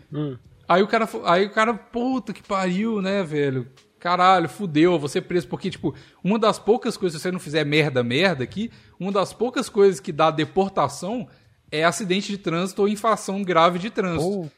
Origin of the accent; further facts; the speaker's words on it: Minas Gerais, Brazil; nascido e criado em Minas